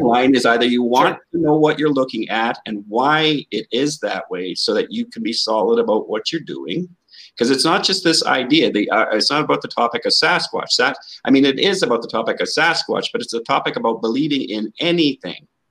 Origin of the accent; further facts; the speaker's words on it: Canada; I'm from Canada.